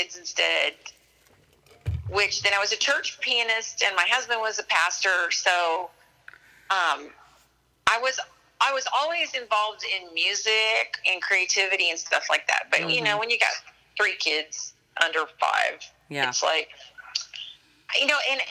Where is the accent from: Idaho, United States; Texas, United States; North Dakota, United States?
Texas, United States; Central; I grew up in Central Texas, about an hour outside of Austin in a really tiny town